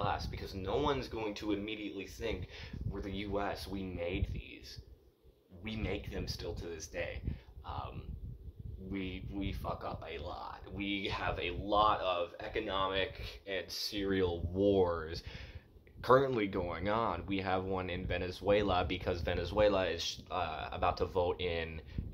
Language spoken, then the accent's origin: English; United States; As an American Jew